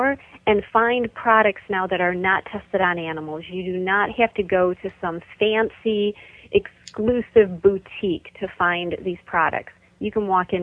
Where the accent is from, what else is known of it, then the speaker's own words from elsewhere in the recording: Michigan, United States; my home state of Michigan